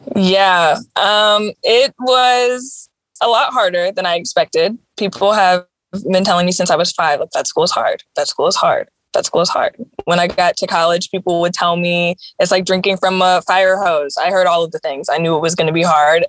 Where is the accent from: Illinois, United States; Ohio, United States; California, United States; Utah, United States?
Illinois, United States; Chicago; moved away; also born or lived in Boston / Missouri; I was born in Boston actually, but I only lived there for a couple years when I was small, and then I moved to Chicago, and so I was raised there.